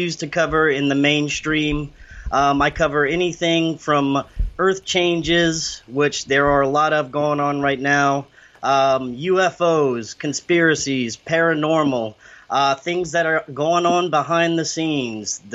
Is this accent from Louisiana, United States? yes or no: yes; South Louisiana, United States; I'm from South Louisiana